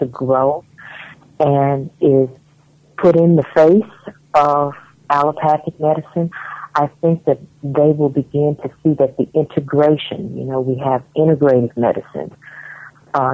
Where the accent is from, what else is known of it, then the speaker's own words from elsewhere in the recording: United States; moved away as an adult; now in Ghana; living here and growing up in America